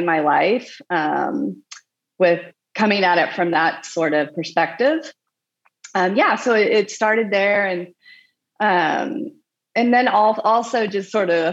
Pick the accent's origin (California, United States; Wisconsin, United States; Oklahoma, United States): Oklahoma, United States; moved away as an adult; also born or lived in Lawrence / Indianapolis / Boulder, Colorado / Portland; now in Santa Barbara, United States; I'm from Oklahoma